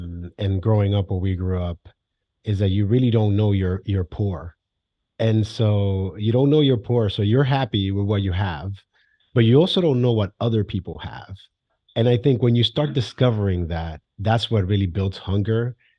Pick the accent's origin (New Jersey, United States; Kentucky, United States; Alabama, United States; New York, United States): New York, United States; New York City; I'm a kid from the Bronx.